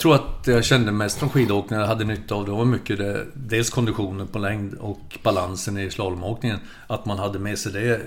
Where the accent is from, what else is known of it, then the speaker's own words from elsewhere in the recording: Sorsele, Västerbotten County, Sweden; moved away; jag är uppvuxen i Västerbotten, södra Lappland. I en ort som heter eh, Sorsele